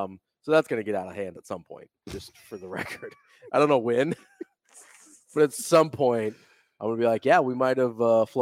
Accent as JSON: {"language": "English", "town": "Omaha", "region": "Nebraska", "country": "United States", "said": "I'm from Omaha. My dad's from India."}